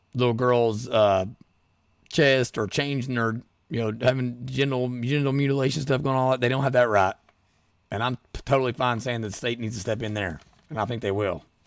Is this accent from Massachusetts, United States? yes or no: no; Rural Kentucky, United States; We're from Royal Kentucky